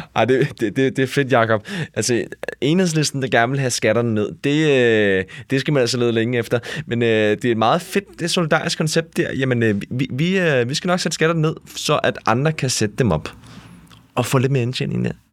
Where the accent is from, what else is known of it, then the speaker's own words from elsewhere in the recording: Furesø Municipality, Capital Region of Denmark, Denmark; jeg kommer jo fra Furesø Kommune